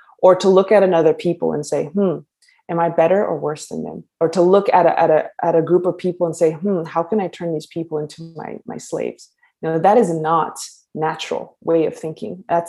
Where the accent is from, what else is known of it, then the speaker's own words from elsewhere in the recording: United States; So, greetings, my kin and my people. I'm from the Tsétsêhéstâhese clan of the Diné nation. We're also incorrectly known as Navajo.